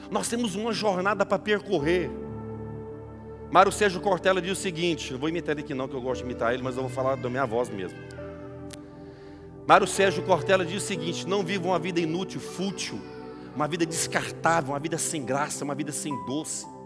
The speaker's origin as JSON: {"language": "Portuguese", "country": "Brazil", "said": "Todos nós viemos do Brasil, quase todos nós."}